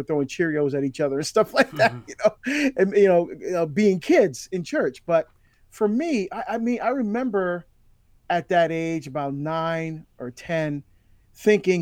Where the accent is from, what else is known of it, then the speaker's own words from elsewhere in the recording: Barbados; I was born in Barbados in the West Indies in the Caribbean